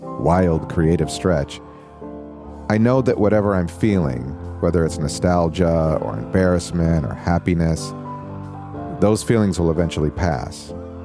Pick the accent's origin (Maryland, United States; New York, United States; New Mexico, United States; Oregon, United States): New Mexico, United States; Albuquerque; About 15 years ago, in my hometown of Albuquerque, New Mexico, I did a string of B-movies